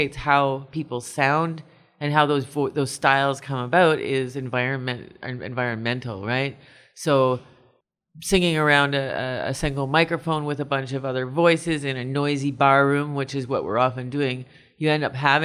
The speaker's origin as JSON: {"language": "English", "town": "Kitchener", "region": "Ontario", "country": "Canada", "tie": "born or raised there", "moved": "yes", "lives_now": "Toronto, Canada", "said": "I come from Kitchener originally and grew up doing a lot of choral music"}